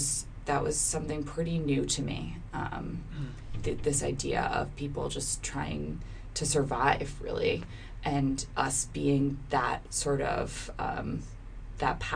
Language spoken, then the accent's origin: English; Cape Elizabeth, Maine, United States; I grew up right outside of Portland, actually, in a town called Cape Elizabeth.